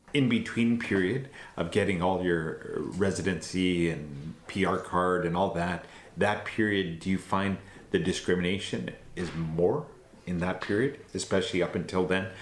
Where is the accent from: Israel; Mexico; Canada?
Canada; born in Canada, raised in Canada, but my family is originally from India and Pakistan.